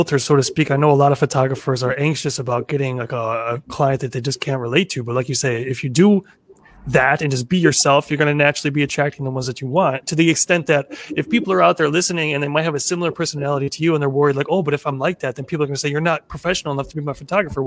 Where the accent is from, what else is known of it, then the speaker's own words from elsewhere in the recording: Midwest, United States; I'm from the Midwest